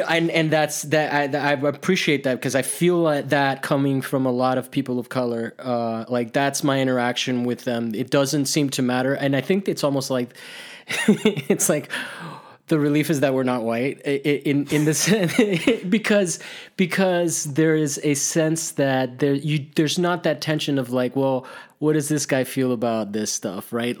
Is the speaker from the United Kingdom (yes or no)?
no; Italy; moved away; also born or lived in Miami; I grew up in Italy, and I grew up with, like, monuments to fascism